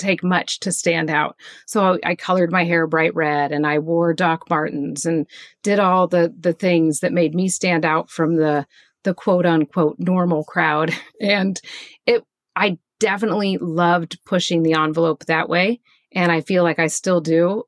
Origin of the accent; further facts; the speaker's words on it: Kansas, United States; moved away as an adult; now in Pacific Northwest, United States; I grew up in Kansas, which is right in the middle of the United States, and in a very boring small town.